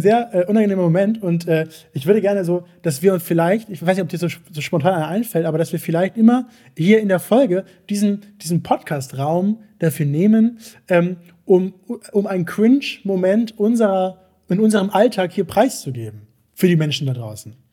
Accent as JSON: {"language": "German", "region": "Hamburg", "country": "Germany", "tie": "born or raised there", "said": "ich komm aus Hamburg. Ich bin ja Hamburger Jung"}